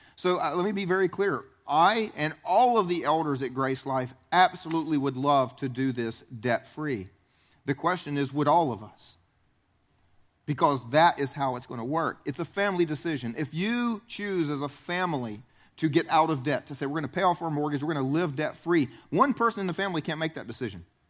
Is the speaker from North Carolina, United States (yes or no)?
no; South Carolina, United States; moved away as an adult; I grew up in South Carolina, tried to leave South Carolina